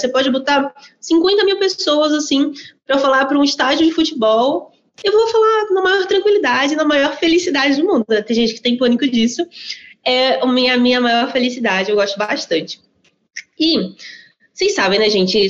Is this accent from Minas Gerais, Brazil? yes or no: no; Maceió, Alagoas, Brazil; now in São Paulo, Brazil; Eu sou nordestina de Maceió, moro hoje em São Paulo